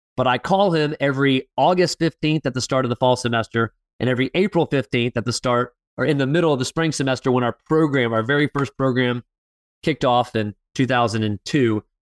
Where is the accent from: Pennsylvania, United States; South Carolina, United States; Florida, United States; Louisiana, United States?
Florida, United States; Fort Lauderdale; moved away; Fort Lauderdale, Florida, my hometown